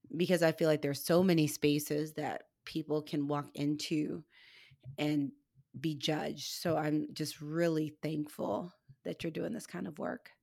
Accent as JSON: {"language": "English", "region": "Missouri", "country": "United States", "said": "where I'm from is, like, in the middle of the meth capital in the Midwest. I'm from Missouri."}